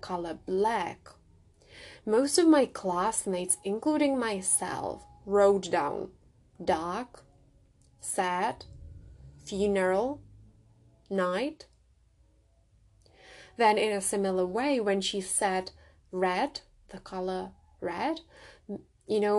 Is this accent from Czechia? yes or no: yes; Czechia; first language Czech; English is a second language; moved away; also born or lived in Prague; English is not my first language. I grew up in the Czech Republic, and Czech is my first language